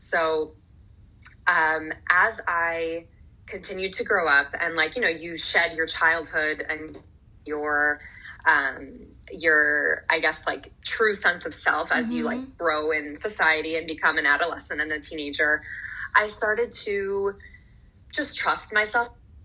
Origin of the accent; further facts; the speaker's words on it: New Jersey, United States; also born or lived in San Francisco / Manhattan; We lived in Manhattan a little bit, moved to New Jersey, and I grew up in New Jersey ever since